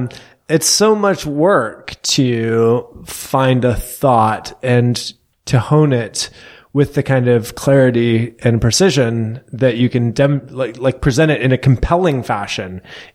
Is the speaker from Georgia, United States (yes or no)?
no; Western Washington, United States; also born or lived in Canada / California / Oxford, England / St. Louis; now in Waco, United States; I grew up actually in Western Washington.